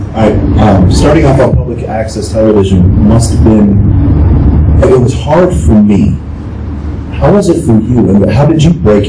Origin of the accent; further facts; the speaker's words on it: Norwalk, Connecticut, United States; I grew up in Connecticut, Norwalk, Connecticut.